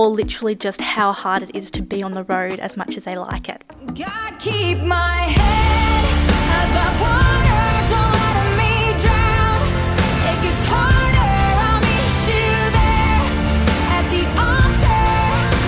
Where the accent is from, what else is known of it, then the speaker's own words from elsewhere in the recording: Australia; also born or lived in Melbourne, Australia / Nashville, Tennessee, United States; I am definitely Australian